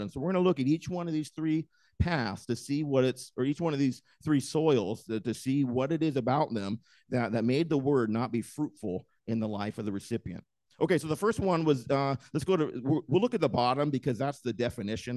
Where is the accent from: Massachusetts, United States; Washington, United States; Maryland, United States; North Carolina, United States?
Washington, United States; moved away; I grew up in Washington, and there are just trees everywhere